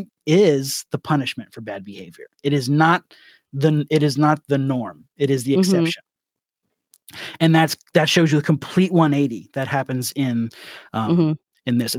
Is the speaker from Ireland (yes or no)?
yes; Ireland